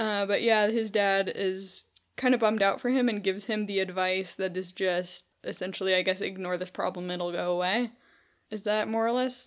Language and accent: English; California, United States; growing up in California, we didn't eat in a cafeteria ever